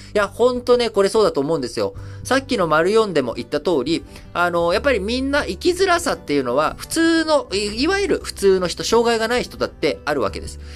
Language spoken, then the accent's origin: Japanese; Japan; also born or lived in Thailand; 生まれも育ちも日本で